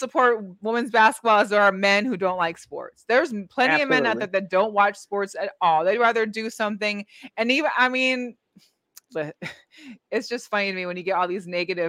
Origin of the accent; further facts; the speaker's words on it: Seattle, Washington, United States; moved away; I'm from Seattle. So I was in the area of the Storm most of my life